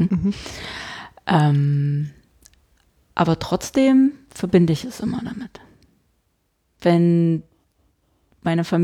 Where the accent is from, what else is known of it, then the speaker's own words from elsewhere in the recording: East Germany, Germany; ich habe ja kein Schild irgendwo draufsteht, ich komme aus dem Osten, spätestens wenn ich den Mund aufmache.